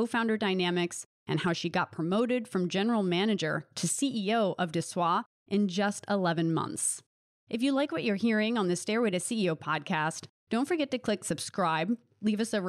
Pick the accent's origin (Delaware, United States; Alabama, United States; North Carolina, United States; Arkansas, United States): Delaware, United States; now in Los Angeles, United States; I'm from Delaware. So on the other end of Philadelphia